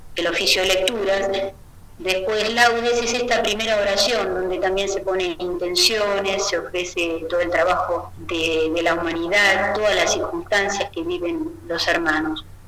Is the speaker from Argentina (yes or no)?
yes; Buenos Aires, Argentina; soy de Capital